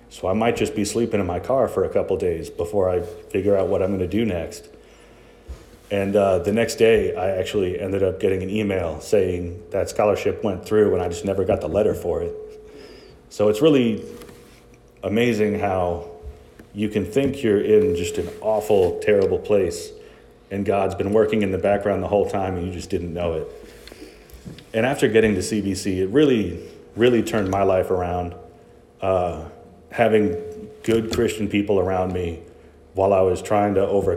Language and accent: English; Chicago, Illinois, United States; moved away; I'm from Chicago